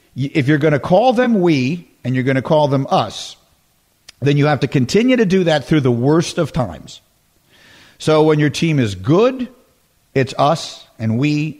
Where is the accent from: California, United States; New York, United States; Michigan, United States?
New York, United States; moved away as an adult; also born or lived in Evanston, Illinois / Chicago, Illinois; I grew up in New York